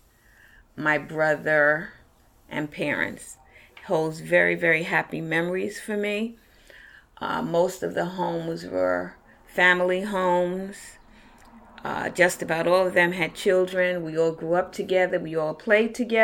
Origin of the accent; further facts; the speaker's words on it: New York City, New York, United States; I was born in Brooklyn Hospital and came from Brooklyn Hospital right here to where Miss Evans is interviewing my dad and I at 141 Halsey Street